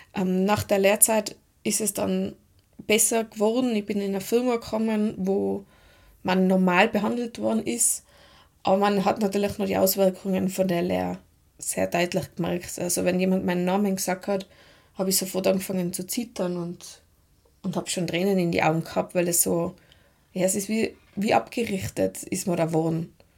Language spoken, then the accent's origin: German; Tyrol, Austria; accent: Tiroler Dialekt; Ich bin aus Tirol das wird man auch hören